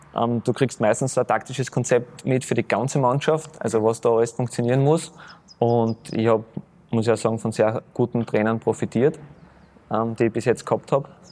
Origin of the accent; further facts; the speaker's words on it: Graz, Styria, Austria; moved away; ich komme wieder in meine Heimat zurück, in meine Heimatstadt, zu meinem Heimatclub